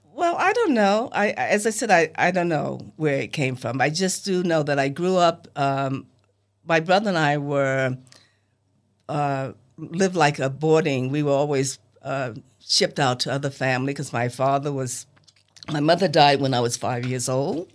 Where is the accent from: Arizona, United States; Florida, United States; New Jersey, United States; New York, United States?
New York, United States; New York City; also born or lived in Los Angeles, California; now in Selma, United States; as a kid growing up in Harlem